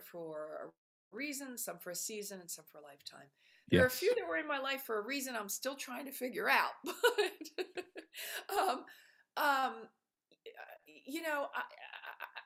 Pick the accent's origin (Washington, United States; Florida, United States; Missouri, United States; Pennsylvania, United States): Pennsylvania, United States; Philadelphia; moved away as an adult; also born or lived in Italy; Childhood, I was in Philadelphia, born in Philly. So, you know, grew up Philly, you know, regular middle class folk.